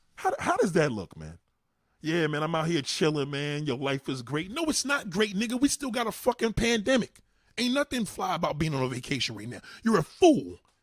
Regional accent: New York City, New York, United States; as a New Yorker

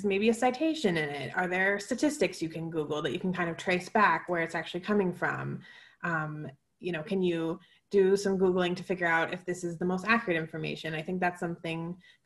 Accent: Seattle, Washington, United States; I'm from Seattle and most people I know, my family lives in Capitol Hill.

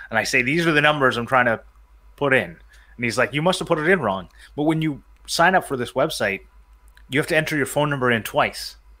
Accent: Canada; I'm from Canada. For those who don't know, uh, I live in the the great country of Canada

